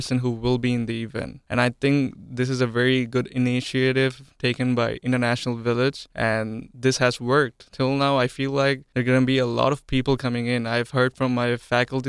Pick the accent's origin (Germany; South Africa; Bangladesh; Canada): Bangladesh; moved away as an adult; now in United States; I hail from Bangladesh.